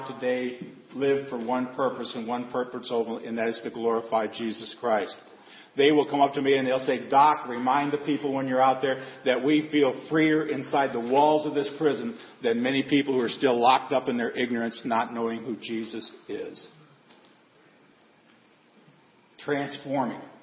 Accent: Seward, Nebraska, United States; Growing up in Seward, Nebraska, with my grandfather being the janitor at the church, the school, and the parish hall. Many of you know my grandparents raised me.

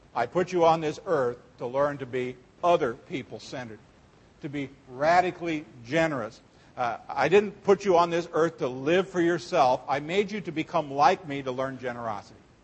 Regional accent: Seward, Nebraska, United States; when I was a kid, uh, growing up in Seward, Nebraska

